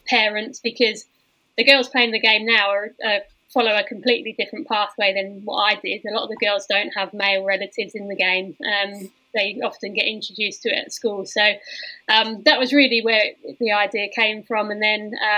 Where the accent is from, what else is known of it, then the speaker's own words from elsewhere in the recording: England, United Kingdom; us as English people